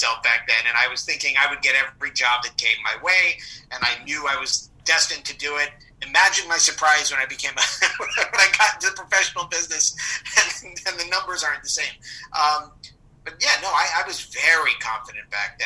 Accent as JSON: {"language": "English", "town": "Rockville", "region": "Maryland", "country": "United States", "tie": "born or raised there", "also_born_or_lived": "Passaic, New Jersey", "moved": "as an adult", "lives_now": "New York, United States", "said": "I moved to Maryland, the suburbs of Washington, D.C. in Maryland, Rockville, Maryland. And I grew up there"}